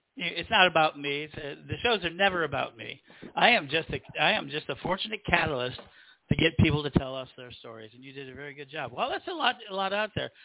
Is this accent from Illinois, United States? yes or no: yes; Chicago, Illinois, United States; I'm from Chicago